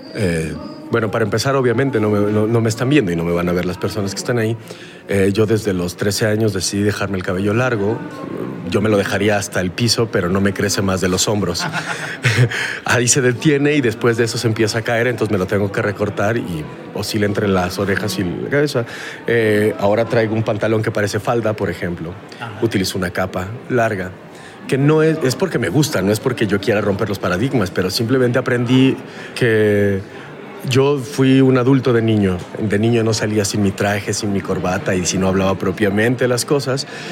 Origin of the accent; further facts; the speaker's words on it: Mexico; yo soy de México